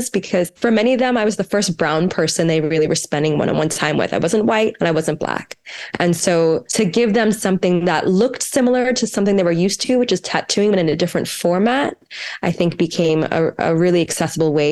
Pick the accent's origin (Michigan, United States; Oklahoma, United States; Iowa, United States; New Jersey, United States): New Jersey, United States; I grew up right outside of Philadelphia, New Jersey.